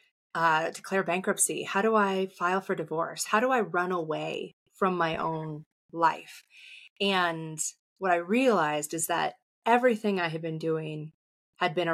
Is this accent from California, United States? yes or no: yes; San Diego, California, United States; I grew up in San Diego